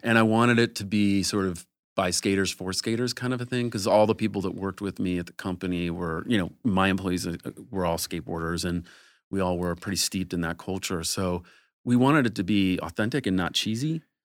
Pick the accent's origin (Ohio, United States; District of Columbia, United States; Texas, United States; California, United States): Ohio, United States; now in Los Angeles, United States; I grew up in Ohio